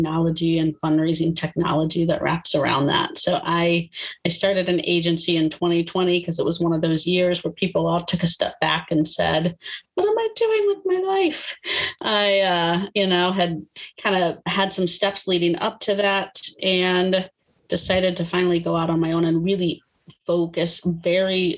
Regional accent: Austin, Texas, United States; moved away as an adult; now in North Carolina, United States; born and bred in Texas

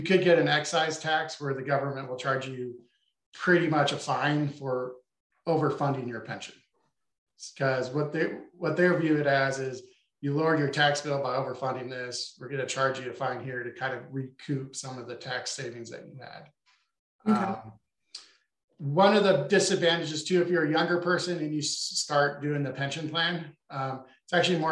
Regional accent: Boise, Idaho, United States; where I grew up in Boise, Idaho

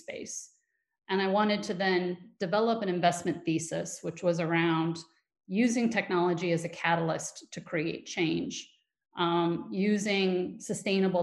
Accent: Western New York, United States; also born or lived in Southern Africa; I grew up in Western New York and went to Cornell

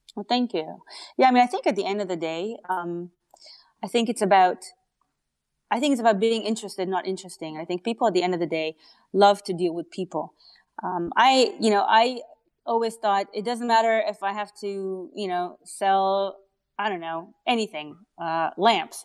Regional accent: Canada; accent: Canadian; also born or lived in Israel; I'm Canadian. so, um, yeah, Israeli and then Canadian. Um, but I can't I can't shake off the accent

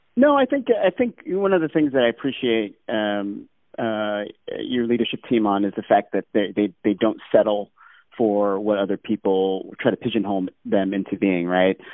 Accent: Alaska, United States; growing up in Alaska

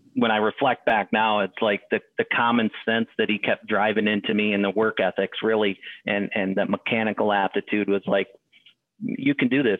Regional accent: Adirondack area, northern New York, United States; upstate for me would be northern New York. So the Adirondack area

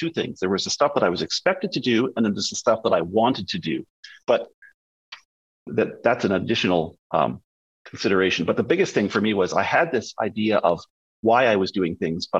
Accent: Winnipeg, Manitoba, Canada; also born or lived in Toronto; now in British Columbia, Canada; I grew up in Winnipeg.

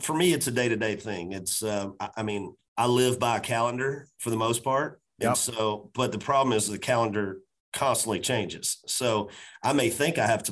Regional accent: Macon, Georgia, United States; now in Nashville, United States; my hometown of Macon, Georgia

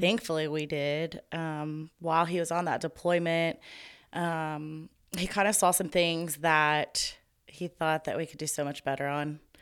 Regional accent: Tomball, Texas, United States; am born and raised in Tomball, Texas

